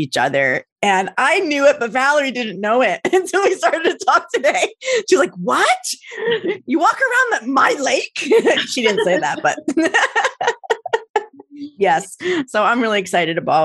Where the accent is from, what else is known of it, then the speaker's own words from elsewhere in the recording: New Jersey, United States; now in California, United States; I'm from New Jersey